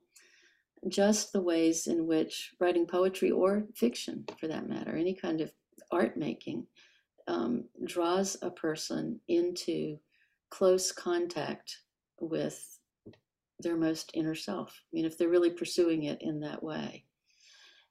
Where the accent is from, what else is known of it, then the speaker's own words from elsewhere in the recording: Richmond, Virginia, United States; moved away as an adult; also born or lived in Baton Rouge, Louisiana / Durham, North Carolina; I grew up, as I said, in Richmond, Virginia